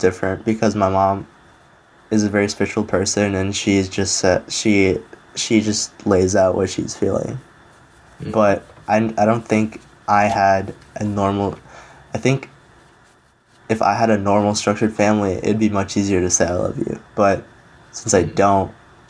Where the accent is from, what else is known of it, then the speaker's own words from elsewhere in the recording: Kyrgyzstan; moved away; I was born in Kyrgyzstan, which is a Middle Eastern country or Central Asian country.